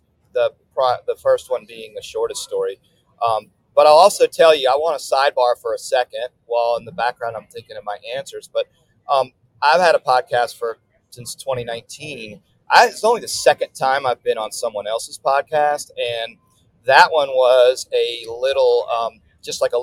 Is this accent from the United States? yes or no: yes; New Orleans, Louisiana, United States; I'm based in New Orleans